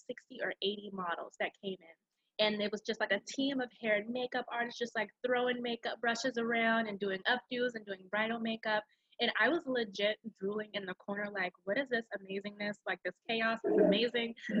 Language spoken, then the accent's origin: English; Charleston, South Carolina, United States; moved away as an adult; now in Rock Hill, United States; I am from originally Charleston, South Carolina, but I currently live in Rock Hill, South Carolina